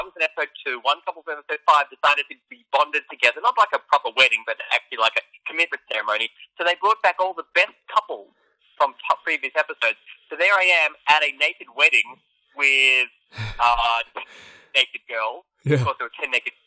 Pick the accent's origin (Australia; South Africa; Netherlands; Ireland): Australia; moved away as an adult; now in Los Angeles, United States; I'm from Australia. I grew up in Australia, 28 years in Australia